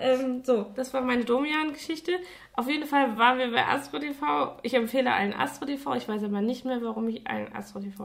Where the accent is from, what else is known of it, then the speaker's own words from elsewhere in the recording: Saarland, Germany; ich komme ja aus dem Saarland und da noch eher vom Dorf